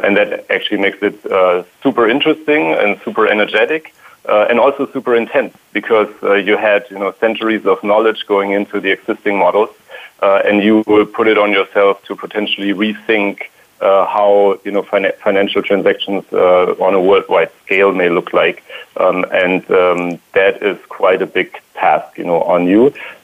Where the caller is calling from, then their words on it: Palo Alto, California, United States; I am in Palo Alto right now, and I would love to say it's sunny, but so far it's not.